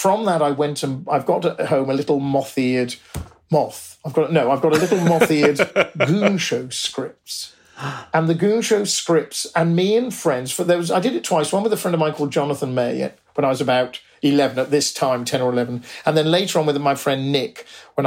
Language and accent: English; Oxford, South East England, United Kingdom; we grew up in Oxford